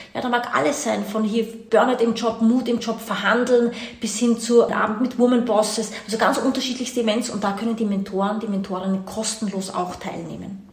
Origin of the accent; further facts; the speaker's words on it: Austria; also born or lived in Washington / New York / India; Man hört es mir an, deine Hörer werden es mir anhören. Ich bin keine Deutsche, ich bin Österreicherin, meine Mama kommt aber aus Brasilien